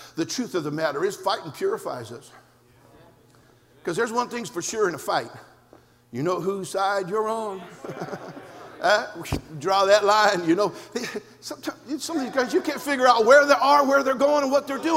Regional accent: California, United States; an independent fundamental Baptist preacher, born and raised in California

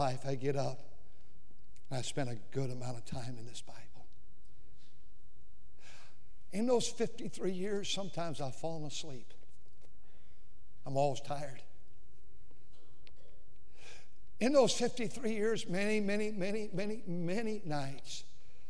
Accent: California, United States; moved away; I'm from California

